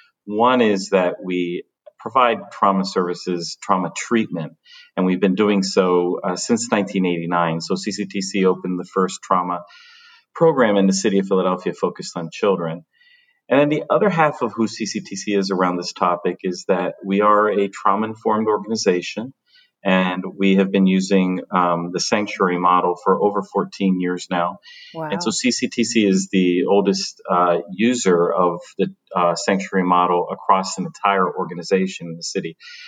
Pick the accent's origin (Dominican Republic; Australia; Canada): Dominican Republic; also born or lived in Paterson; I was born in Paterson, New Jersey. Mm-hmm. But I think that the reason that part of the story is so important is because when I was a child, we moved back to the Dominican Republic.